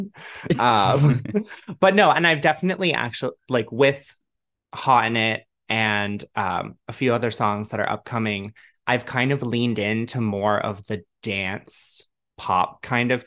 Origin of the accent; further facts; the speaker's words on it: Toronto, Ontario, Canada; I'm from Canada. I'm from Toronto.